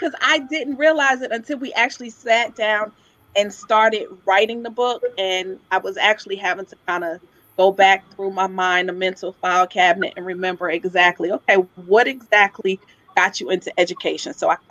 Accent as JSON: {"language": "English", "town": "Philadelphia", "region": "Pennsylvania", "country": "United States", "moved": "as an adult", "lives_now": "Atlanta, United States", "said": "I am originally from Philadelphia, and I moved to Atlanta to attend Spelman College. And so once I graduated, I decided to stay."}